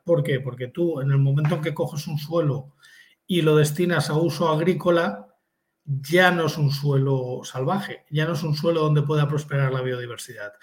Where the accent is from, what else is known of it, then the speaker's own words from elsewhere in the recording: near Alicante, Valencian Community, Spain; el descubridor original es de Alicante, que es muy cerca de donde yo nací